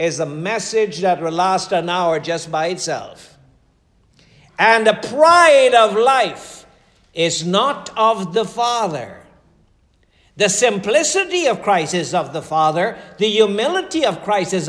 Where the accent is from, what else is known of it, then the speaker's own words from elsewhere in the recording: Guyana; moved away as an adult; I'm coming from Guyana.